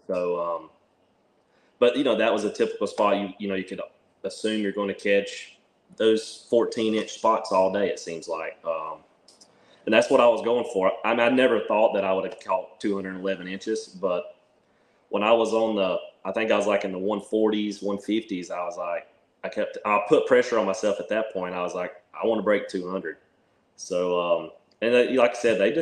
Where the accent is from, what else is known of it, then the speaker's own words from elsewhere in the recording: Georgia, United States; now in Anderson, United States; I'm originally from Georgia, but I live in South Carolina